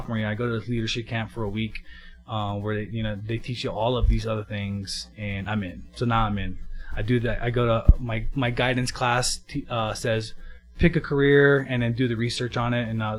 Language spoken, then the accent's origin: English; Kona, Hawaii, United States; Yeah, so I was born and raised in Kona, Hawaii. It's a small town on the Big Island, Hawaii.